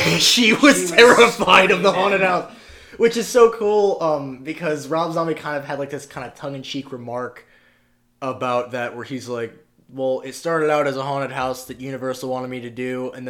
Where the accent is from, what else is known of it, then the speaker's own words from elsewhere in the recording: Midwest, United States; I come from the Midwest, stock, railroad people, and the idea of pursuing an acting career was akin to running off to join the circus.